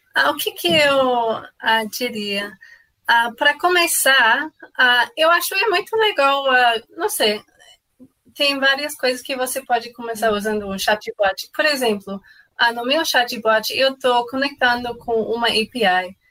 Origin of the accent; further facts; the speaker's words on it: Canada; Portuguese is a second language; moved away; eu não sou brasileira. Ah, eu sou canadense, então, ah, sim, eu tenho um sotaque